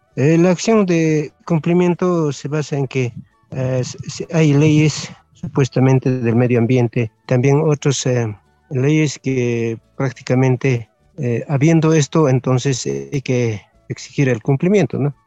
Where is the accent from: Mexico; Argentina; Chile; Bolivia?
Bolivia; Ayllu San Agustín de Puñaca, Poopó municipality, Ayuracari community, Oruro; soy del Ayu San Agustín de Puñaca, ah, del municipio de Popó y de la comunidad de Ayuracari